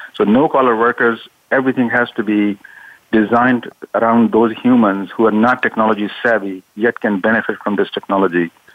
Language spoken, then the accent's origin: English; Pakistan; now in Silicon Valley, United States; I've been here 40 years. I was born in Pakistan